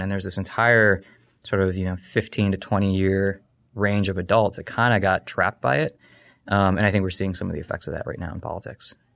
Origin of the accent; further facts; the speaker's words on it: United States; also born or lived in Ohio / Kentucky; I grew up in Ohio, uh, in Kentucky